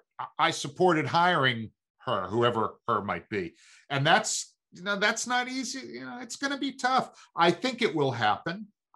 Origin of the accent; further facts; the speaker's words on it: Brooklyn, New York, United States; listen, I grew up in Brooklyn. All that mattered was, could you play or could you not play?